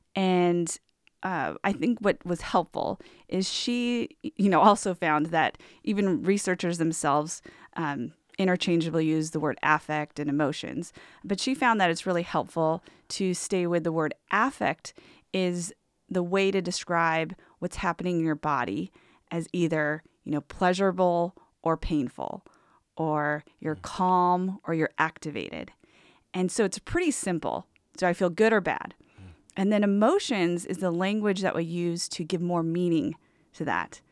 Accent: Southern California, United States; moved away as an adult; also born or lived in Portland, Oregon; I was born and raised in Southern California

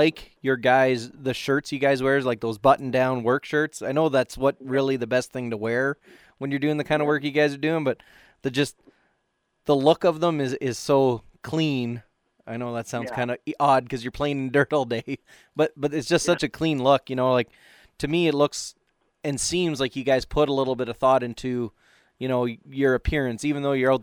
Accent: Canada; I'm from Canada

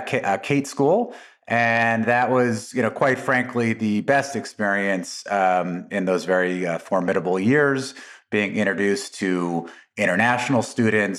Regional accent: Las Vegas, Nevada, United States; also born or lived in New York City, United States / Atlantic City, New Jersey, United States; we, as a family, uh, moved to Las Vegas in nineteen eighty-three

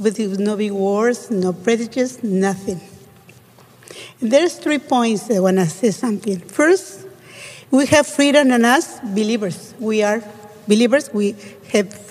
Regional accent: Mexico City, Mexico; English is a second language; also born or lived in Tijuana, Mexico; now in San Diego, United States; I was Latino and I grew up in Mexico City.

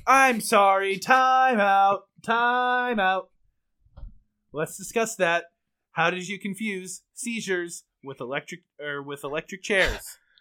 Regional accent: United States; I'm American

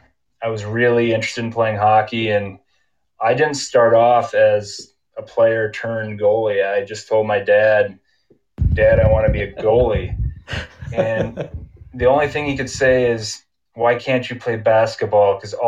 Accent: Rochester, Minnesota, United States; now in Utah, United States; I graduated from John Marshall High. That's in Rochester, Minnesota.

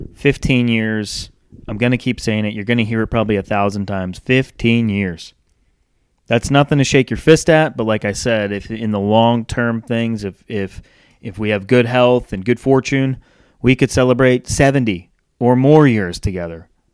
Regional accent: North Kingstown, Rhode Island, United States; moved away; also born or lived in Charlotte, North Carolina; I was born and raised in Rhode Island, moved to Charlotte in nineteen ninety-nine

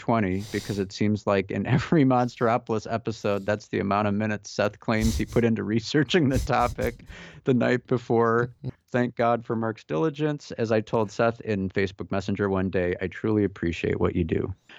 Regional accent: Newfoundland and Labrador, Canada; I grew up in Newfoundland in eastern Canada, a foggy place with a strong Irish folklore history.

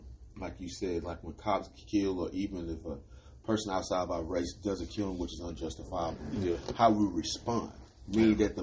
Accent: the South, United States; I'm from the South

